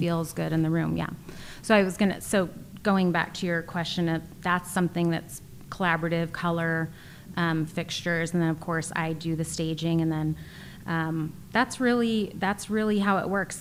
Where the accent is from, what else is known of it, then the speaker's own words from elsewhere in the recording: East Bay, California, United States; moved away as an adult; also born or lived in China; I am a California girl, uh, born and raised in the East Bay